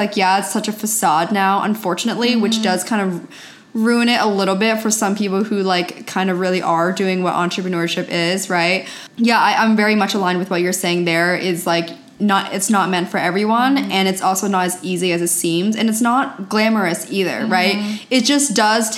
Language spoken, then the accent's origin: English; Pennsylvania, United States; moved away as an adult; now in California, United States; I grew up in a very small town in Pennsylvania.